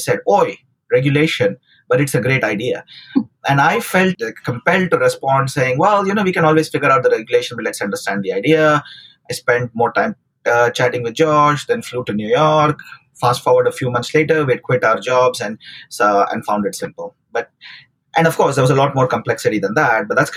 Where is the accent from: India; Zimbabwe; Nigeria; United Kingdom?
India; Bangalore, Karnataka; moved away as an adult; also born or lived in Pittsburgh; now in United States; I grew up in South India, in Bangalore